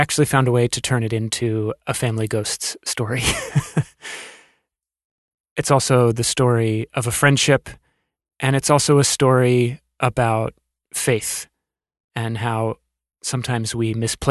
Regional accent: Alexandria, Virginia, United States; where I grew up in Alexandria, Virginia

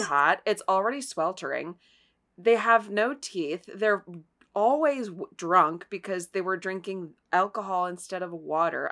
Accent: Ohio, United States; I am from Ohio

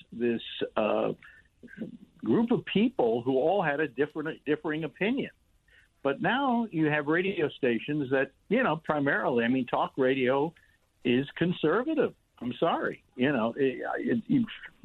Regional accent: San Francisco, California, United States; moved away; also born or lived in New York; I was originally from San Francisco, and I got offered a job out there, and eventually I went back there

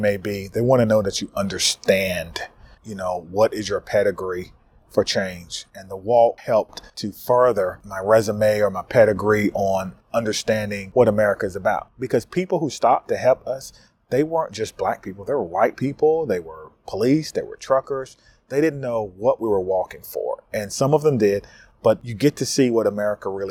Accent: North Carolina, United States; my home state of North Carolina

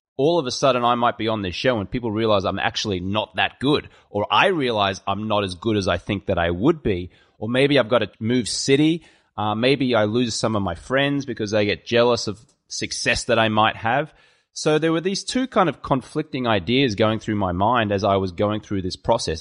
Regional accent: Brisbane, Queensland, Australia; accent: Australian; moved away as an adult; also born or lived in London; now in Los Angeles, United States; I was born in Brisbane, Australia

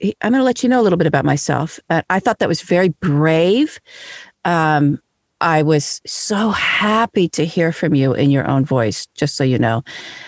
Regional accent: New York, United States; I love New York. I'm from New York.

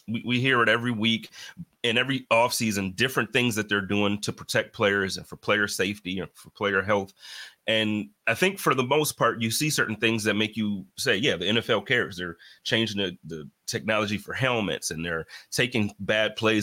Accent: Buffalo, New York, United States; my hometown team

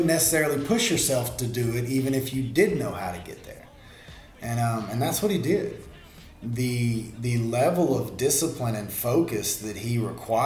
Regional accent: Monroe, Louisiana, United States; I'm right here in Monroe.

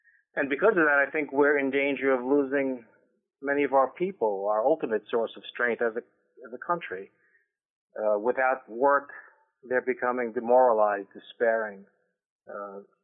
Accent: New York City, New York, United States; also born or lived in South Shore of Long Island; I grew up first in the Bronx and down in the South Shore of Long Island

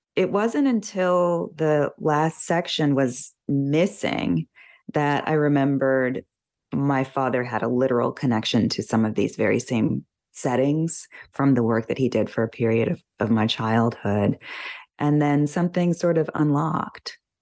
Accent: United States; somebody from this country, you know, and as an American

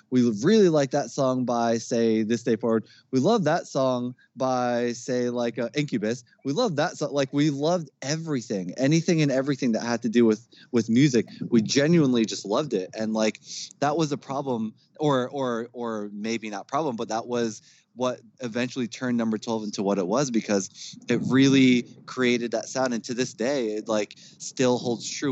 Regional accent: Jersey City, New Jersey, United States; also born or lived in Newark; I was born in Newark, grew up in Jersey City. Um, I still live in Jersey

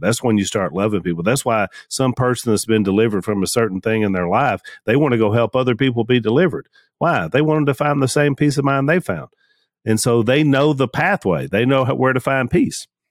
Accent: United States; I'm an American

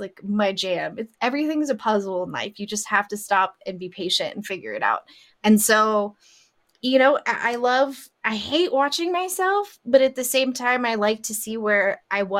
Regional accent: Las Vegas, Nevada, United States; I grew up in Vegas

